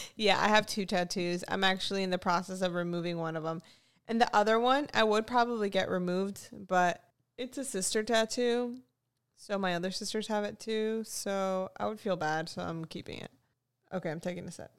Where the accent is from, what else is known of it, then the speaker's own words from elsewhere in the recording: Florida, United States; I'm from Florida